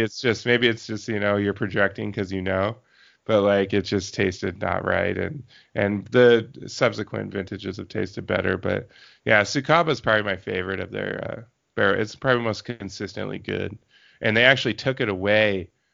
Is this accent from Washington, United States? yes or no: yes; Yakima Valley, Washington, United States; born or raised there